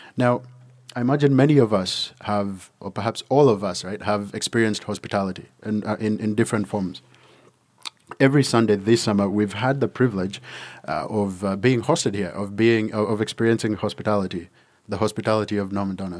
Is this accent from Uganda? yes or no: yes; Uganda; moved away; when I was growing up in Uganda